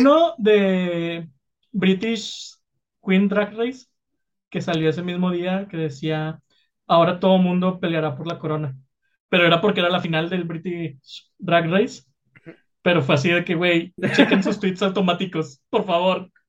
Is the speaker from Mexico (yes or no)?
yes; Mexico; somos los mexicanos